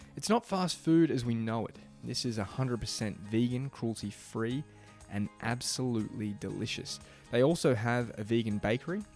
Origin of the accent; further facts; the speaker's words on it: Beaumaris, Victoria, Australia; moved away; my hometown of Beaumaris